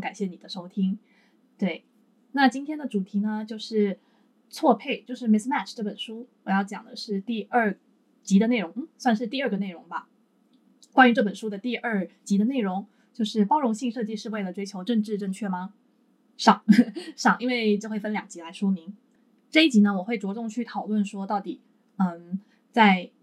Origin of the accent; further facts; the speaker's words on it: Taiwan; now in Japan; 我原本是作为台湾人置身于台湾这一的主，主流的，你说族群也好的一个社会里面